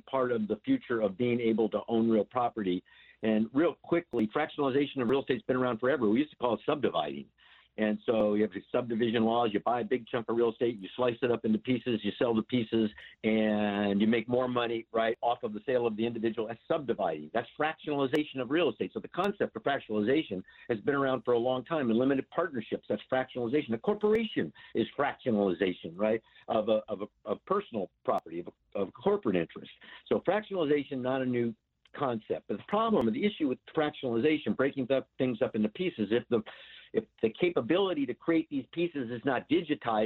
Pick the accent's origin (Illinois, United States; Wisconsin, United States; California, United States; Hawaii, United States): Hawaii, United States; I was born in Hawaii